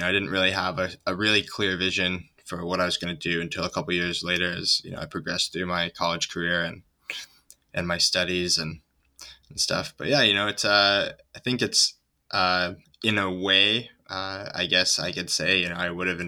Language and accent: English; Ithaca, New York, United States; now in Santa Cruz, United States; I grew up in Ithaca, New York, in upstate New York